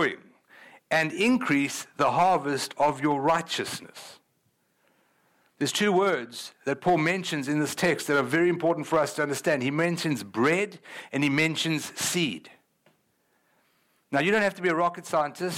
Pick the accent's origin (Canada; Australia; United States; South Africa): South Africa; moved away; I'm from South Africa